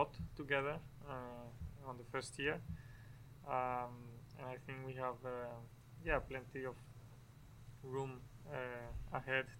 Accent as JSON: {"language": "English", "country": "Mexico", "said": "my country"}